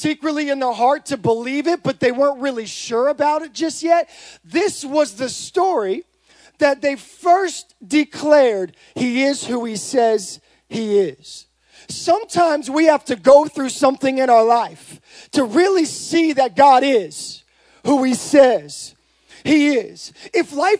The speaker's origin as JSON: {"language": "English", "town": "Modesto", "region": "California", "country": "United States", "said": "I'm from Modesto"}